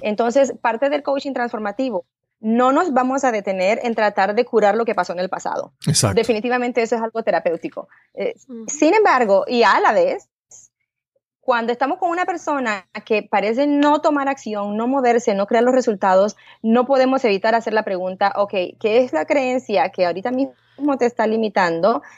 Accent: Panama; moved away as an adult; now in United States; yo pues de chiquita nací allá en Panamá, eh, de una manera bien humilde

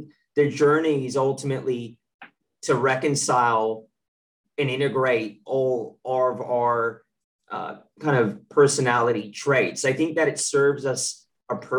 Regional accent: Contra Costa County, California, United States; now in New South Wales, Australia; I'm from Contra Costa County, which you know well, in the East Bay.

